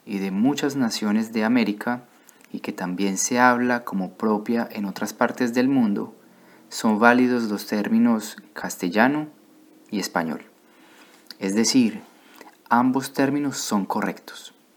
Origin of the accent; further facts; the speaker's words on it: Colombia; moved away as an adult; also born or lived in Bordeaux, France; now in France; vengo de Colombia, pero actualmente vivo en Francia